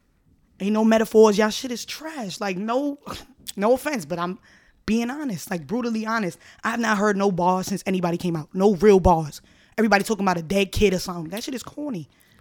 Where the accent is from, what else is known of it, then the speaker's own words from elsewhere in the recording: New York City, New York, United States; I'm coming from the Bronx. Born and raised in the Bronx.